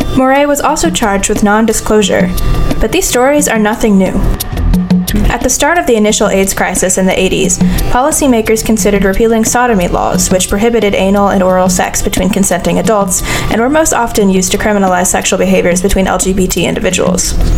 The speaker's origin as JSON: {"language": "English", "town": "Athens", "region": "Georgia", "country": "United States", "tie": "born or raised there", "said": "my hometown of Athens, Georgia"}